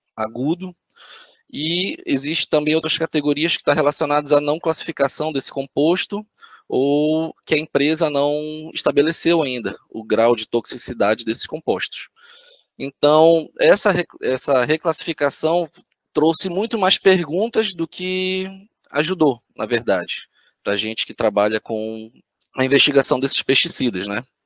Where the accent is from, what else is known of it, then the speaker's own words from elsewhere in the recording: Belém, Pará, Brazil; moved away as an adult; now in Florianópolis, Brazil; fiz a minha graduação lá em Belém do Pará, minha cidade natal